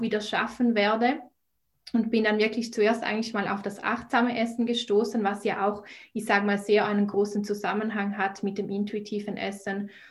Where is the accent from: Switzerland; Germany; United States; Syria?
Switzerland; ich komme aus der Schweiz, wie man vielleicht auch an meiner Sprache hört